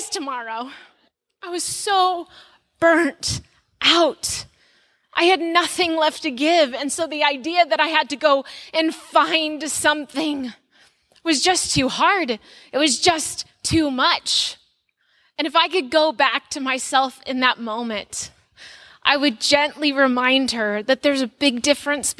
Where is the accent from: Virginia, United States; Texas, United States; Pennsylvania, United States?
Texas, United States; moved away as an adult; now in Arizona, United States; I'm a Texan transplant